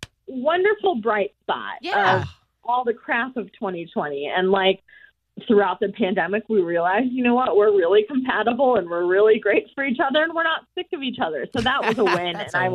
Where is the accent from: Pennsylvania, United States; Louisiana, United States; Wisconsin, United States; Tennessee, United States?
Wisconsin, United States; I'm from Wisconsin. My fiance is from New York. Buffalo area.